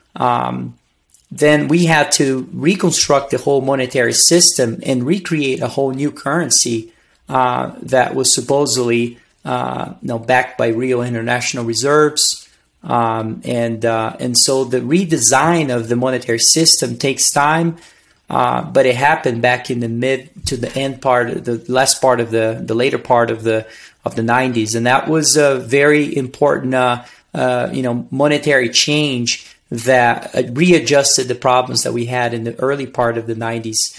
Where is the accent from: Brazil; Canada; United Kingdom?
Brazil; English is a second language; moved away as an adult; also born or lived in Virginia, United States / Missouri, United States; now in Denver, United States; I was born and raised in Brazil